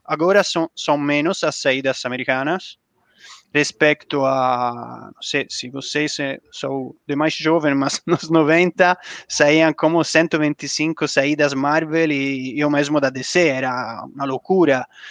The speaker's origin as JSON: {"language": "Portuguese", "country": "Italy", "second_language": "Portuguese", "moved": "yes", "lives_now": "Brazil", "said": "Como, como italiano"}